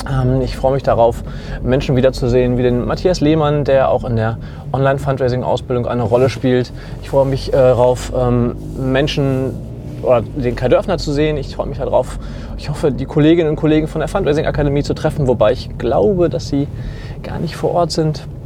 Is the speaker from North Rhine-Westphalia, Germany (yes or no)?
yes; Bochum, North Rhine-Westphalia, Germany; Als Bochumer bin ich eher dazwischen.